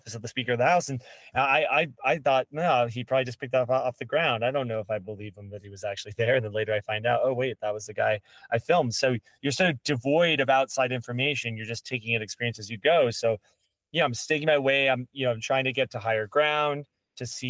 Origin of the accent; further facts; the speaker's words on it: Marietta, Georgia, United States; I grew up in Marietta